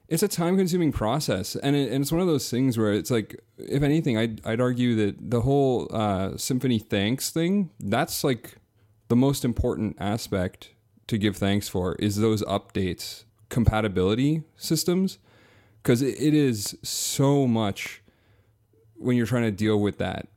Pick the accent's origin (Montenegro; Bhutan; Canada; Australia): Canada; near Toronto, Southern Ontario; also born or lived in Brooklyn; I'm from, uh, Southern Ontario, so near Toronto